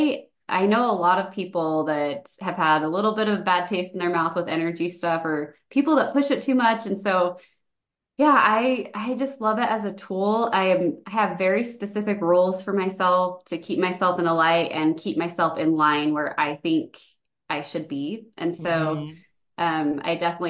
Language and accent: English; St. George, Utah, United States; now in Lehi, United States; I'm from St. George, Utah.